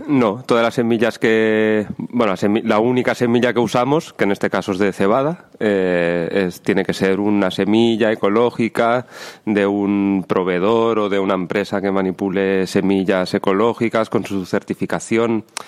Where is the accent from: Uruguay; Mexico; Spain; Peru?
Spain; Lleida, Catalonia; yo soy de Lleida, cerquita de aquí